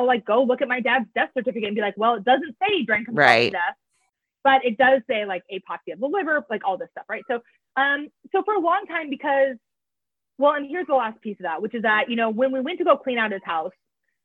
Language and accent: English; Iowa, United States; We grew up in Iowa